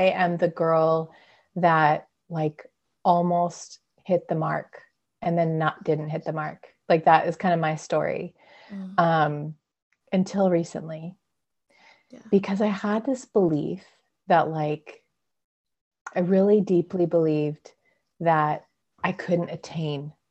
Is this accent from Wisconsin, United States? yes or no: no; Clovis, California, United States; also born or lived in San Diego, California / Utah / Colorado; now in Redding, United States; I was born and raised in California, in the middle of California, in a very small town, a farming town called Clovis. So I grew up there